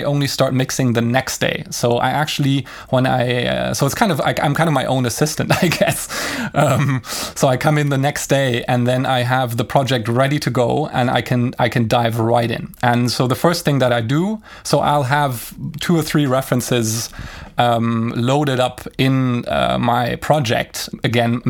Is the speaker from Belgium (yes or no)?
yes; Brussels, Brussels-Capital Region, Belgium; my hometown of Brussels